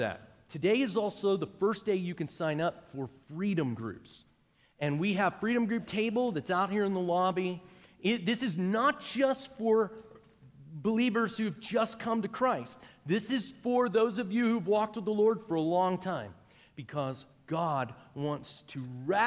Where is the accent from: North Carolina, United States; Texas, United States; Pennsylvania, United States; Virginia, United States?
Pennsylvania, United States; Pittsburgh; now in Noblesville, United States; I'm from Pittsburgh, Pennsylvania. That's where I grew up